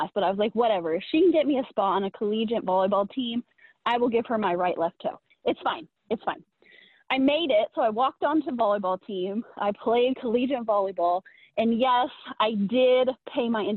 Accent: Indiana, United States; also born or lived in Kansas City; So I'm from the Midwest. I'm from Indiana originally.

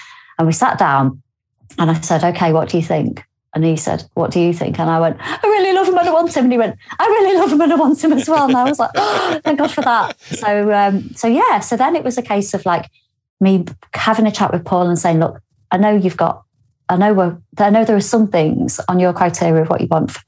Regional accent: Lymm, North West England, United Kingdom; also born or lived in Warrington; now in Newcastle upon Tyne, United Kingdom; I am from Lynn, which is a few villages away from basically where he was. And I go home quite a lot

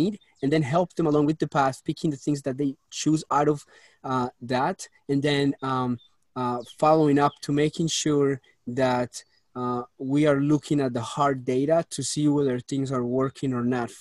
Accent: Colombia; moved away; I was born in Colombia, raised up over there, moved to this country

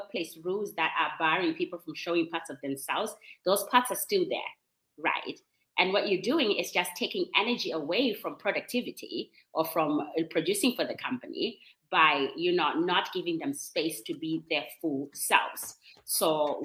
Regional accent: Zimbabwe; first language Shona; English is a second language; my language, which is Shona. I'm from Zimbabwe.

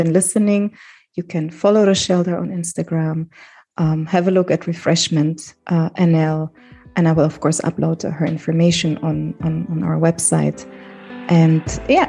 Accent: Germany; I grew up in Germany, being an immigrant, always feeling like, okay, I'm not part of the country

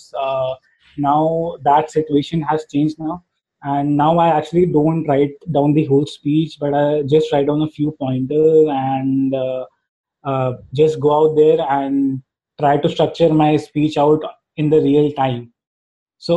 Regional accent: India; first language Hindi; English is a second language; And since being from India, my mother tongue is actually Hindi

